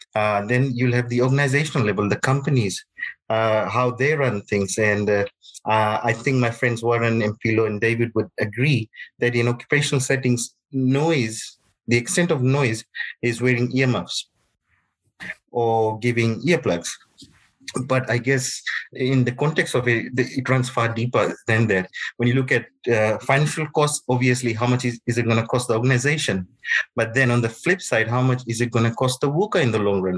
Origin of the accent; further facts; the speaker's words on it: Fiji; moved away; I'm from Fiji.